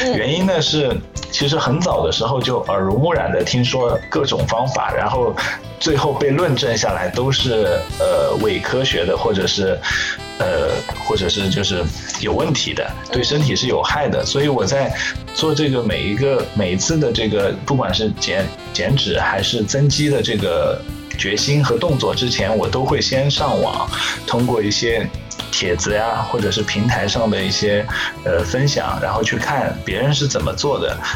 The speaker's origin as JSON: {"language": "Chinese", "town": "Hangzhou", "region": "Zhejiang", "country": "China", "said": "我来自杭州，浙江杭州"}